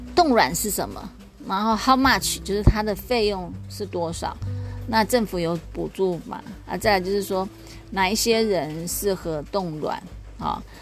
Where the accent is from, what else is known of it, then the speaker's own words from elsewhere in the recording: Taiwan; also born or lived in Taoyuan; 我们的台湾第一美女林志玲